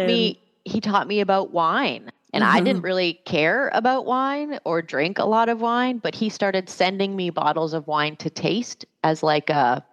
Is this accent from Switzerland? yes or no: no; Canada; moved away as an adult; I didn't have a work visa. I am immigrated from Canada, which sounds like a funny thing, but this is a thing.